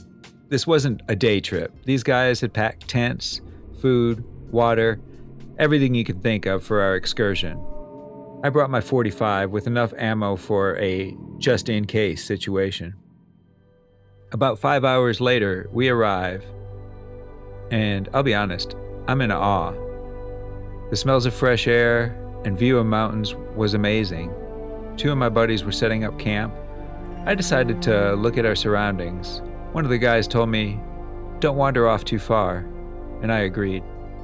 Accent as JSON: {"language": "English", "region": "California", "country": "United States", "tie": "born or raised there", "said": "Now, I'm born and raised in the Bay Area of California. City life, in other words."}